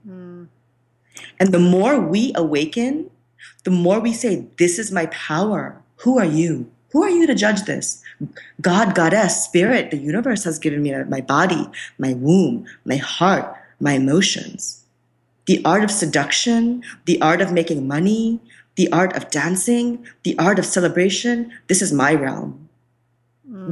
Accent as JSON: {"language": "English", "town": "Kolkata", "region": "West Bengal", "country": "India", "tie": "born or raised there", "said": "I am from India. I was born in Calcutta, which is the land of Shakti"}